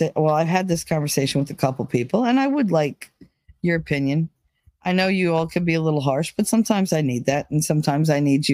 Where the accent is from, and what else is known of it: New Jersey, United States; accent: Jersey